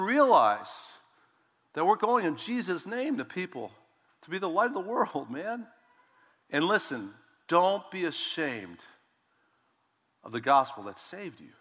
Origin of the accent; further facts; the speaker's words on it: United States; I'm an American. Come on, I'm a Christian.